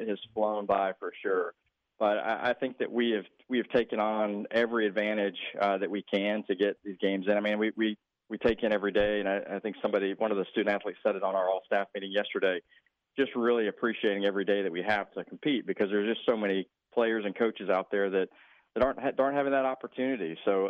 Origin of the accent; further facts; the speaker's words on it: Georgia, United States; moved away; Georgia Tech is the only one remaining at this point, which I think they need to get it together for my home state.